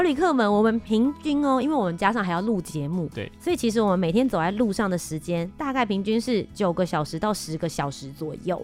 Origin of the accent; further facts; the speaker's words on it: Taiwan; 我台湾人还台湾人呢